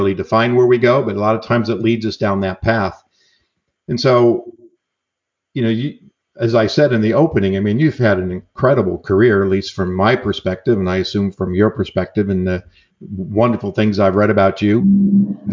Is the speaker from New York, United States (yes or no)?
yes; New York, United States; moved away as an adult; now in California, United States; I'm an Italian from New York.